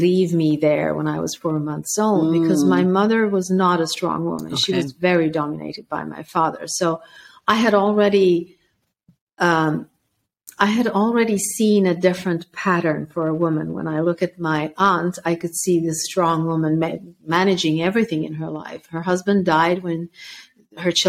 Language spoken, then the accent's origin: English; Sweden; also born or lived in former Yugoslavia; at the age of six, they brought me back to Sweden